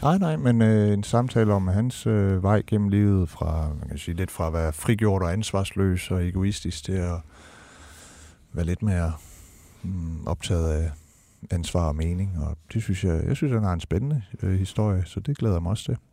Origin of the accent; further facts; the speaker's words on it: Denmark; som dansker